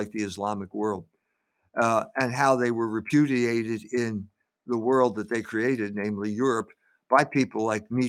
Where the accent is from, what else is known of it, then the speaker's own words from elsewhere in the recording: Philadelphia, Pennsylvania, United States; I grew up in Philadelphia at a time of racial turmoil after World War II.